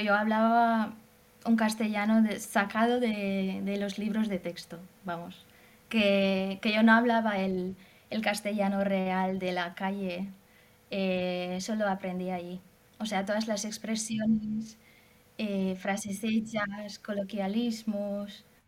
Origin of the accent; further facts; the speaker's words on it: Hungary; Spanish is a second language; yo soy de Hungría